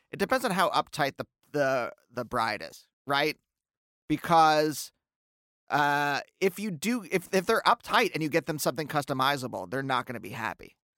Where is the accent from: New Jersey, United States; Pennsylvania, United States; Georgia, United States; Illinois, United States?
Pennsylvania, United States; Reading; I grew up in Reading, Pennsylvania, where there's a handful of us